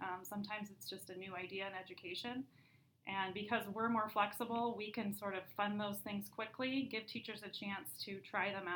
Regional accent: Beavercreek, Ohio, United States; moved away as an adult; also born or lived in Indiana; now in Elmhurst, United States; I'm from Beaver Creek, Ohio. But moved to Elmhurst after going to Purdue University, Ohio State University

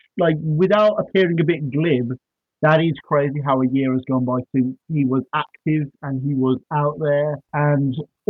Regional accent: Birmingham, West Midlands, United Kingdom; being a Brummie myself

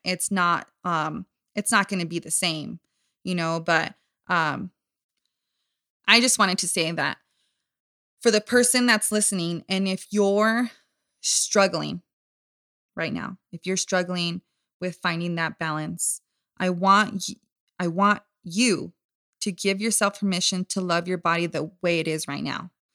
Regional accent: Southern California, United States; born and raised in Southern California.

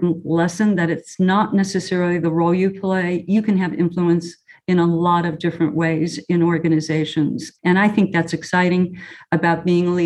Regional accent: Chicago, Illinois, United States; anyone growing up in Chicago, if they're old enough, would remember the show. It's Bozo Circus. And, you know, when I was a bluebird, I went to Bozo Circus

